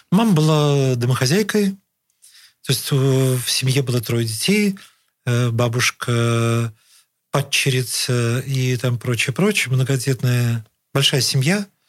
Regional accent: Saint Petersburg, Russia; жил и вырос в родительском доме, в котором живу по сей день

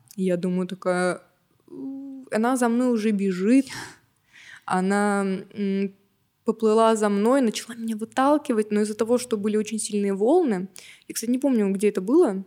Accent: Novokuznetsk, Kemerovo Oblast, Russia; я из Новокузнецка

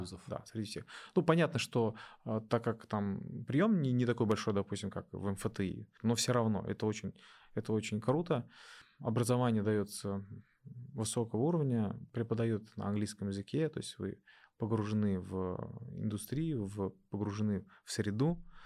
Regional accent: Neftekamsk, Bashkortostan, Russia; moved away as an adult; also born or lived in Ufa; now in Innopolis, Russia; Я в Нефтекамске э, практически все детство провел

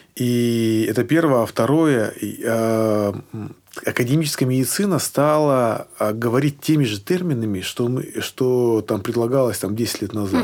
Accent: Sochi, Krasnodar Krai, Russia; moved away; also born or lived in Tyumen; я приехал к себе в родной город Сочи

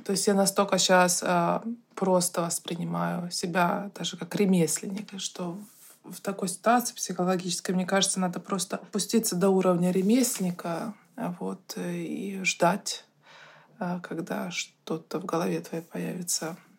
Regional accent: Saint Petersburg, Russia; moved away as an adult; also born or lived in Moscow; Я, как и все петербуржцы

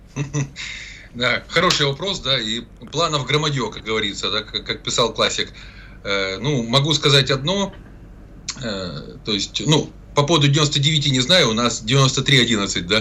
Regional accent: Zaporizhzhia, Zaporizhzhia Oblast, Ukraine; moved away; достаточно близко к моей малой родине, временно оккупированному э, городу Запорожью

